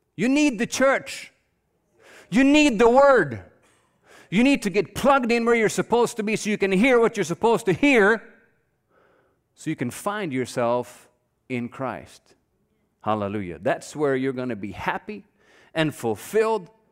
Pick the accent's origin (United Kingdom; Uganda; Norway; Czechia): Norway; now in United States; I grew up in Norway. I don't know if all of you know that, but I grew up there.